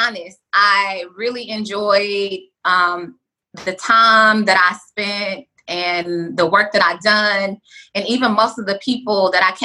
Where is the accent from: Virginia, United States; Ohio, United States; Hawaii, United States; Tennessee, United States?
Tennessee, United States; Nashville; also born or lived in Atlanta; now in Los Angeles, United States; I'm from Nashville. I lived in Atlanta before I moved to LA.